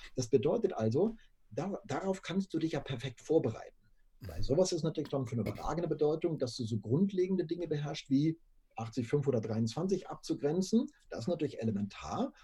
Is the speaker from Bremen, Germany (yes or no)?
no; Würzburg, Bavaria, Germany; also born or lived in Munich; bin zum Referendariat wieder nach äh, Würzburg zurück, ähm, bin also meiner Heimat treu geblieben, unter Franken